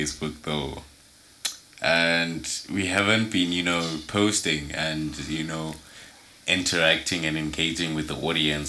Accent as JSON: {"language": "English", "country": "Australia", "said": "But okay, because I'm Australian."}